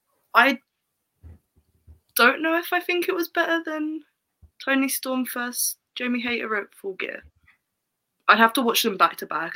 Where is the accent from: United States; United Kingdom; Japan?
United Kingdom; England; I was born in England, raised in England. My parents are English.